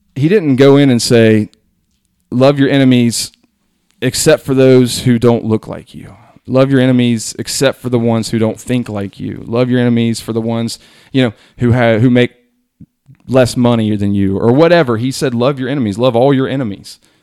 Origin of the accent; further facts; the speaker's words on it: Hillsboro, United States; I'm from Hillsboro.